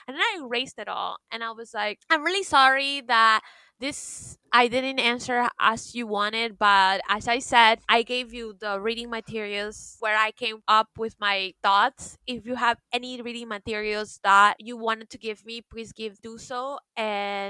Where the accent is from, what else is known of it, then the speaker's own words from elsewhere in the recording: Florida, United States; I am pretty much a product of Florida education